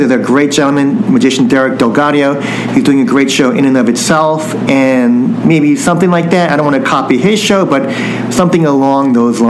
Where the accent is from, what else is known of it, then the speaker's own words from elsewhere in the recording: United States; my family came over to the United States after all this happened, but it's just being, I think, a responsibility of being Japanese American